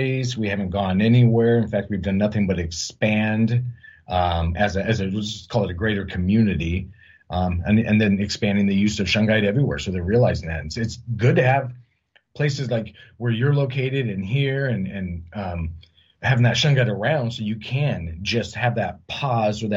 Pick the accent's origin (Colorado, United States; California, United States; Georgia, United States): California, United States; Huntington Beach; now in Washington State, United States; I grew up down in LA County, Huntington Beach